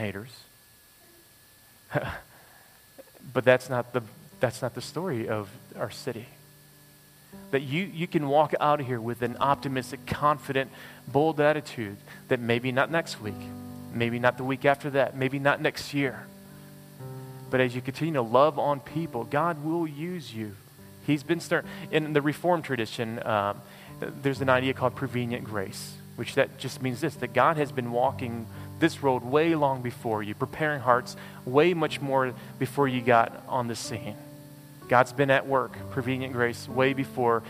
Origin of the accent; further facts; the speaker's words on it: United States; now in Toronto, Canada; as an American